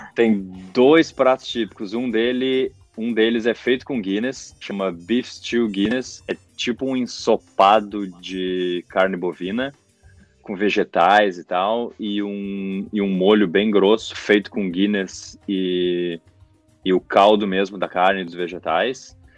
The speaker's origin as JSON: {"language": "Portuguese", "town": "Porto Alegre", "region": "Rio Grande do Sul", "country": "Brazil", "tie": "born or raised there", "moved": "as an adult", "lives_now": "Ireland", "said": "eu sou de Porto Alegre, gaúcho. Sempre morei em Porto Alegre, nunca morei em nenhum outro lugar"}